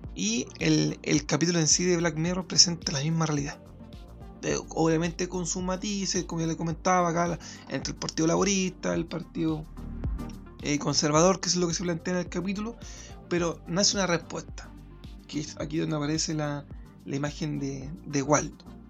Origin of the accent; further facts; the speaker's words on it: Chile; desde mi, mi realidad como chileno